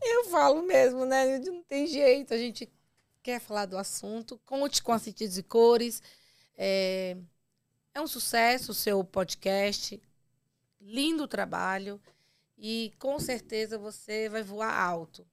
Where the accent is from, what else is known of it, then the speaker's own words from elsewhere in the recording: Ceará, Brazil; sua conterrânea